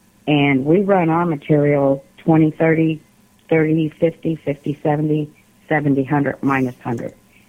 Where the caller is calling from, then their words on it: Alabama, United States; … from Alabama.